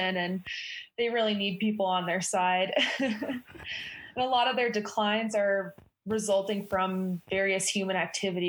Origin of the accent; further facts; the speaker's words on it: Rutland, Vermont, United States; moved away as an adult; now in Bozeman, United States; I grew up in Rutland, Vermont